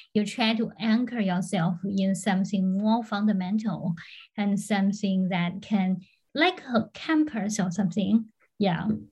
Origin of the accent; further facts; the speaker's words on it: Florida, United States; I'm from Florida